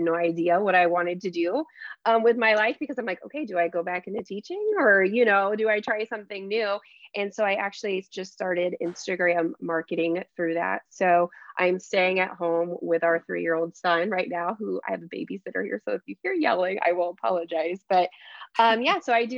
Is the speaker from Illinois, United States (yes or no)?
no; Celina, Ohio, United States; moved away as an adult; now in Oxford, United States; So I am originally from Salina, Ohio. So it's a very small town